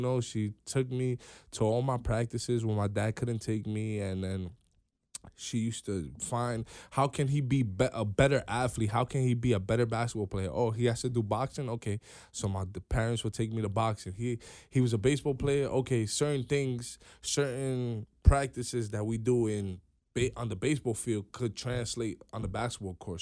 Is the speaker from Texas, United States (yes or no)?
no; New York City, New York, United States; I'm from New York, one hundred eighty-third Street. We're in the Bronx